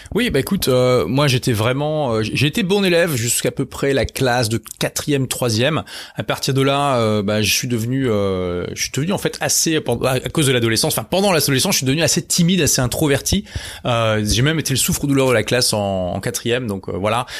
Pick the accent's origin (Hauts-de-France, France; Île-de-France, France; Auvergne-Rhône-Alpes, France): Hauts-de-France, France; Lille; à l'époque j'étais à Lille, hein, c'est ma ville natale